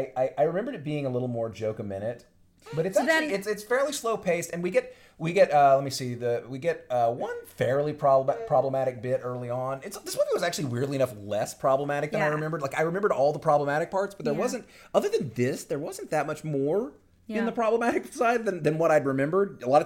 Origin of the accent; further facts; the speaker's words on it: West Chicago, Illinois, United States; He'll tell you that, because I don't really know, because I'm from West Chicago. I'm just here on vacation.